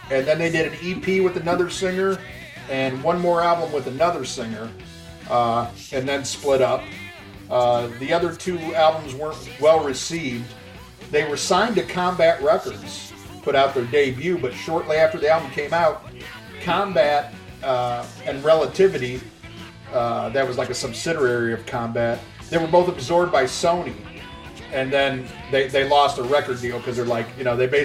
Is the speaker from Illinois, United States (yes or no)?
yes; Chicago, Illinois, United States; I'm from the Chicago area